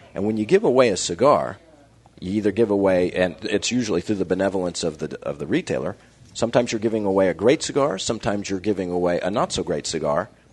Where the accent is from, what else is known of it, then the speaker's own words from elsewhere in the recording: Kansas City, Kansas, United States; I grew up in Kansas